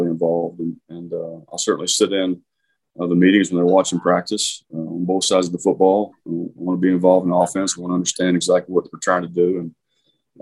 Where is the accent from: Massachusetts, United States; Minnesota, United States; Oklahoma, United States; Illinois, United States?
Oklahoma, United States; moved away as an adult; also born or lived in Virginia; growing up in Oklahoma